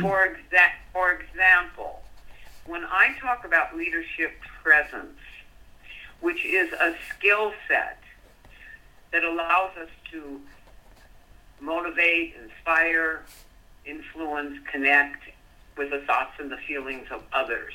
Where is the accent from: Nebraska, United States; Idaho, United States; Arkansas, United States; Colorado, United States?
Colorado, United States; I grew up in Colorado